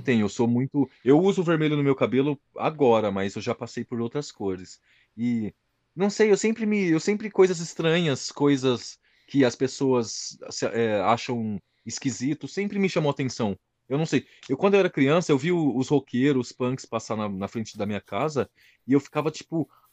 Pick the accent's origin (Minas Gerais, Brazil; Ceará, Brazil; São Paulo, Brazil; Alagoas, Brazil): São Paulo, Brazil; São José do Rio Preto; moved away as an adult; now in London, United Kingdom